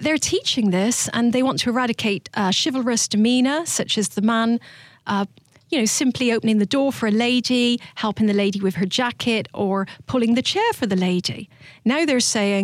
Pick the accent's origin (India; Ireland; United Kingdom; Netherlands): United Kingdom; South of England; moved away as an adult; also born or lived in Georgia, United States; now in United States; I'm from the South of England.